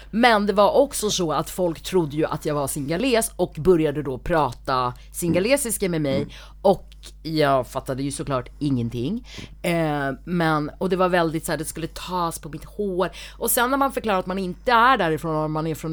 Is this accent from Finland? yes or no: no; South India, India; nej, men och sen så i södra Indien där jag är ifrån mm. så är de ju mörkare som jag är, de har ju lockigt hår som jag har